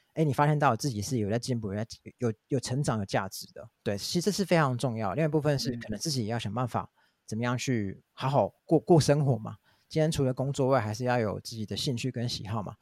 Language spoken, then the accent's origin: Chinese; Taiwan; 我们台湾人习惯很差